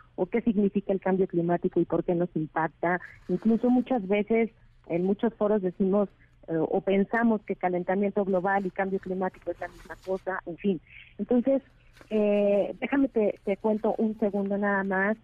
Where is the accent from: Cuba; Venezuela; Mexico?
Mexico; el reto que tenemos como país y el reto que tenemos como mexicanos